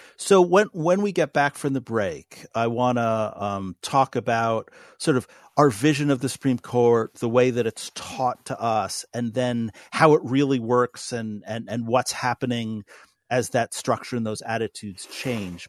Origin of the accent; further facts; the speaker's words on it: New York City, New York, United States; now in North Dakota, United States; who was born in New, New York City